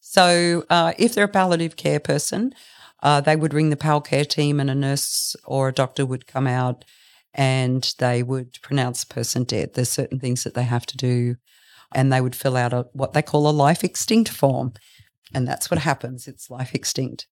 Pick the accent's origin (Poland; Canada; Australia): Australia; Brisbane, Queensland; moved away as an adult; now in Bellingen, Australia; I grew up in Brisbane. I moved down here about thirty years ago to raise my two children.